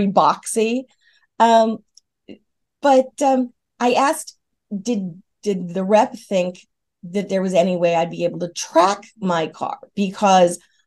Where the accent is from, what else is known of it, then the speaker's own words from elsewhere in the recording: New York, United States; now in the South, United States; I'm from New York State